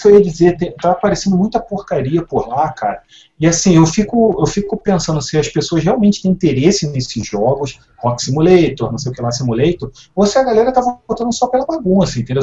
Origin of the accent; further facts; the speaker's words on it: Rio de Janeiro, Brazil; eu sou carioca